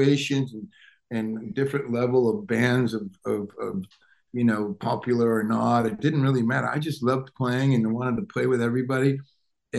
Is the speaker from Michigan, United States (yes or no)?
yes; Detroit, Michigan, United States; moved away; I grew up outside of Detroit, Michigan.